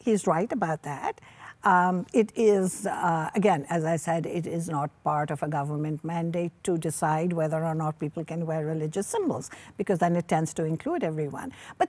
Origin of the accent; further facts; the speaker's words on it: Canada; as a Canadian